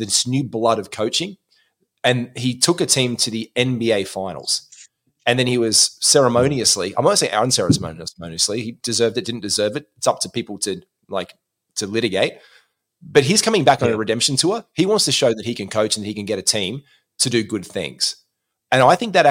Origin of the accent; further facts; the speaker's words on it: Australia; we know this as Australian basketball players